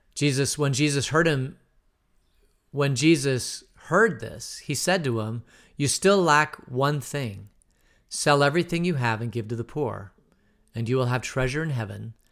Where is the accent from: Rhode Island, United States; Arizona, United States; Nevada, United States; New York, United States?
Arizona, United States; Phoenix; moved away; also born or lived in Denver; I grew up in Phoenix, and I was in the Phoenix Boys Choir